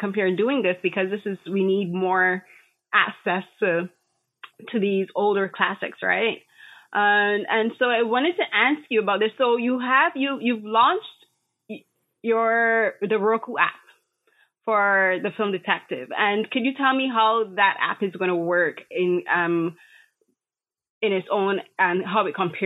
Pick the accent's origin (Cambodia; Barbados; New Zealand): Barbados; when I was growing up in Barbados